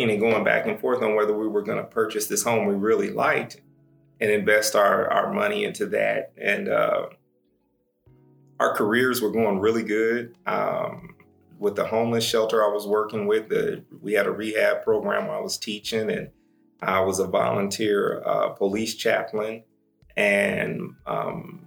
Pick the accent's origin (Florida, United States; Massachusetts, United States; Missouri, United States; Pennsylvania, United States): Missouri, United States; Kansas City; also born or lived in Dallas, Texas / Tulsa, Oklahoma; now in Portland, United States; born and raised Kansas City, Missouri. Spent a little bit of time in Dallas, Texas, growing up in Oak Cliff